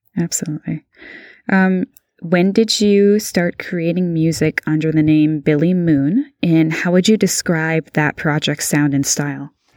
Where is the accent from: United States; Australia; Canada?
Canada; Beamsville, Ontario; I grew up in, uh, uh, Beamsville, Ontario